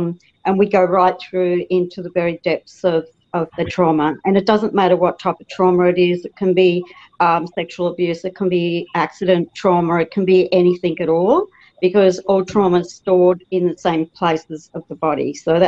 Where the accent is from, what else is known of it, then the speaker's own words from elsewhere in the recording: Southeast Queensland, Australia; I'm from Southeast Queensland, Australia. So I'm a long way away from you other ladies.